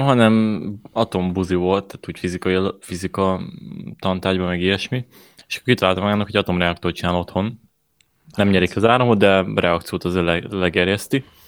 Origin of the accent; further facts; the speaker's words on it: Hungary; magyarok vagyunk